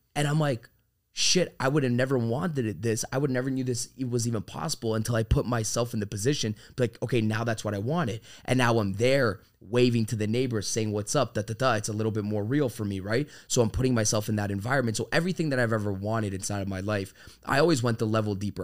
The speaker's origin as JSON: {"language": "English", "town": "Toronto", "region": "Ontario", "country": "Canada", "also_born_or_lived": "Florida", "moved": "as an adult", "lives_now": "Miami, United States", "said": "I'm from Toronto, Canada"}